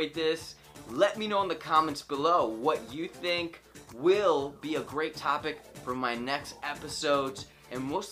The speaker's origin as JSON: {"language": "English", "country": "Spain", "said": "I'm from Spain"}